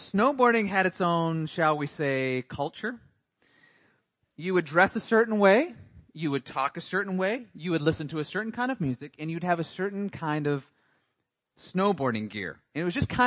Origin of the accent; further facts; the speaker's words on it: Montana, United States; moved away; I grew up in Montana